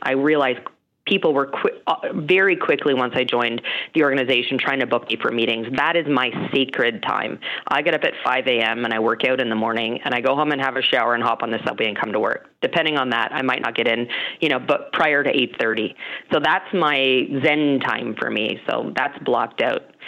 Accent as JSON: {"language": "English", "town": "Calgary", "region": "Alberta", "country": "Canada", "tie": "born or raised there", "said": "I grew up in Calgary"}